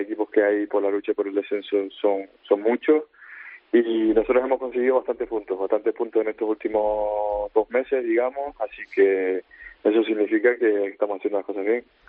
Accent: Spain; moved away as an adult; now in Newcastle, United Kingdom

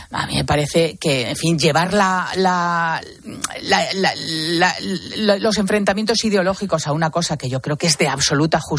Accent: Spain; yo creo que como ciudadana español, española, me molesta

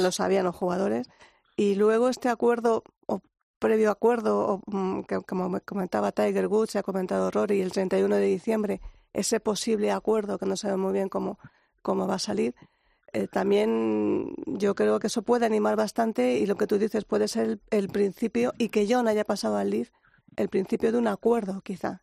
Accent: Spain; como española

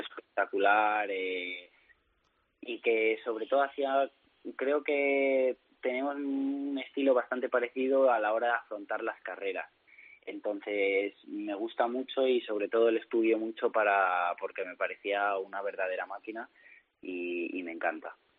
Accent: Madrid, Community of Madrid, Spain; now in Valencia, Spain; soy madrileño, pero vivo en Valencia

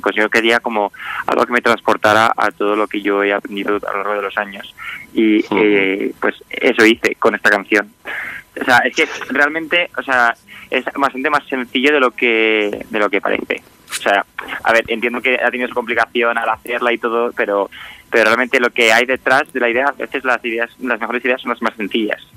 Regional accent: Extremadura, Spain; yo además soy de Extremadura

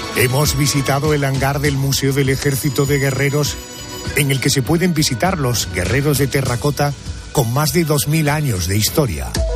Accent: Andalusia, Spain; nosotros, los andaluces

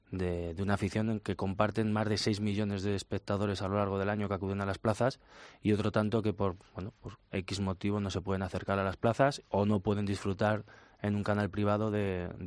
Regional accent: Spain; también pienso indudablemente como individuo, como ciudadano, como español

